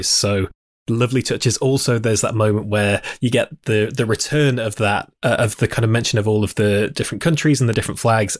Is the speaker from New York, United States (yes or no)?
yes; New York City, New York, United States; Puerto Dominican Rican, I always say I'm from Queens